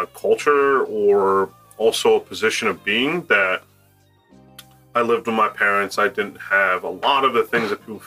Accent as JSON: {"language": "English", "town": "Owings Mills", "region": "Maryland", "country": "United States", "tie": "born or raised there", "also_born_or_lived": "Reisterstown, Maryland / Catonsville, Maryland", "said": "I originally grew up in Owings Mills, then moved to Reisterstown"}